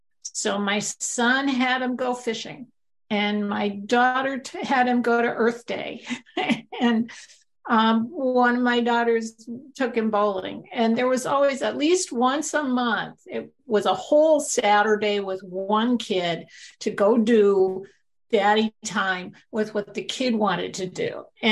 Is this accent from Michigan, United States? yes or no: no; New York, United States; I came from New York and did media.